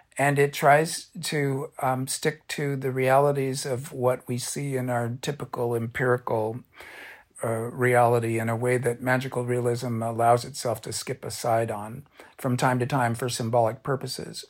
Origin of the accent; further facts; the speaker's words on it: Orange County, California, United States; I'm a beach kid. I grew up in Orange County